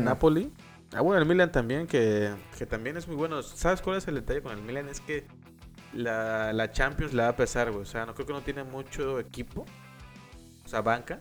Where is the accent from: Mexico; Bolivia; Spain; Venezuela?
Mexico; soy mexicano